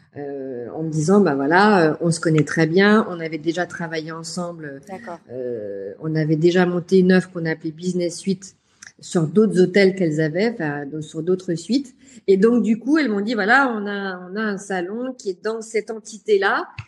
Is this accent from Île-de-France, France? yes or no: no; Lyon, Auvergne-Rhône-Alpes, France; j'ai trouvé du travail à Lyon, comme quoi je ne devais pas quitter ma ville natale